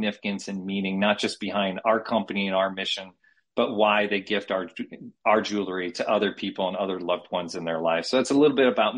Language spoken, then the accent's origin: English; Connecticut, United States; moved away as an adult; now in San Diego, United States; I'm born and raised on the East Coast in Connecticut, moved out to San Diego after graduate school in 2001